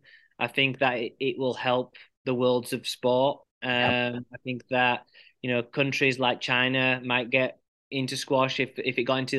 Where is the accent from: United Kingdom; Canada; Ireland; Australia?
United Kingdom; England; And I'm very passionate, despite being an Englishman, I'm very, very passionate about USA squash and Team USA.